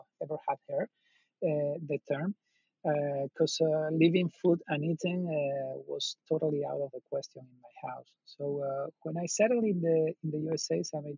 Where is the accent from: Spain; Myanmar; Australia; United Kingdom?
Spain; moved away as an adult; also born or lived in Latin America; now in United States; I'm originally from Spain